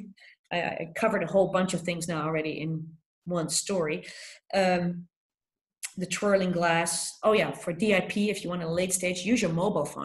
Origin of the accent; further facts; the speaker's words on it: Philadelphia, Pennsylvania, United States; I come from Philadelphia where this article was written